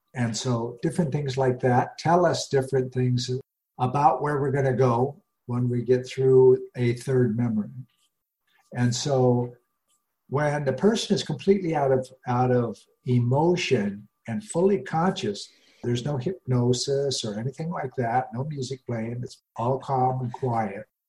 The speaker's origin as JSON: {"language": "English", "region": "Rocky Mountains", "country": "United States", "tie": "born or raised there", "said": "I grew up in the Rocky Mountains"}